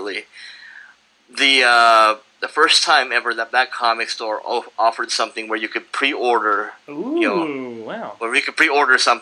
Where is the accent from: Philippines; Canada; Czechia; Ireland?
Philippines; moved away as an adult; now in San Diego, United States; growing up in the Philippines and being a comic book reader, and then moving to the States as an adult.